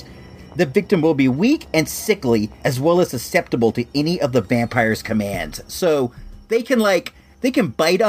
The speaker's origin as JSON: {"language": "English", "region": "Illinois", "country": "United States", "tie": "born or raised there", "moved": "yes", "said": "I was born in Illinois"}